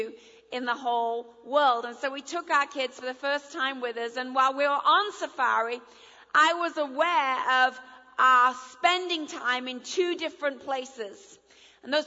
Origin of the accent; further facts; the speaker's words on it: England, United Kingdom; first language English; moved away as an adult; now in United States; I married an American, so I'm bilingual, so I understand you all. I'm now an American citizen and an English citizen